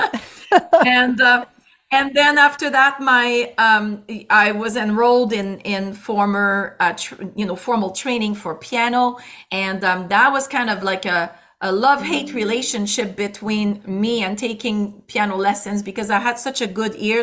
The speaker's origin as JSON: {"language": "English", "town": "Quebec City", "region": "Quebec", "country": "Canada", "tie": "born or raised there", "accent": "Quebec", "moved": "as an adult", "lives_now": "Ontario, Canada", "said": "the accent is not because I come from Canada, it's because I come from Quebec and particularly from the uh, uh, the city of Quebec City"}